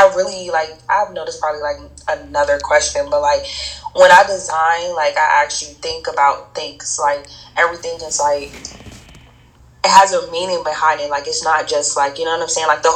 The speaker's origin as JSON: {"language": "English", "region": "Maryland", "country": "United States", "tie": "born or raised there", "also_born_or_lived": "Washington, D.C.", "moved": "as an adult", "lives_now": "Brooklyn, United States", "said": "I am originally from Washington, D.C., raised in Maryland, and I currently live in Brooklyn, New York"}